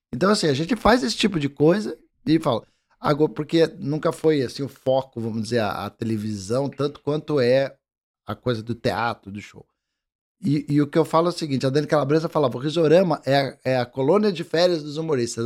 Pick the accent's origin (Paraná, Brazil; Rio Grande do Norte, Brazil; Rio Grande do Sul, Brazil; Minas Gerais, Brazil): Paraná, Brazil; Curitiba; eu sou curitibano que tecnicamente não tem essa, essa vamos dizer, cultura do mate.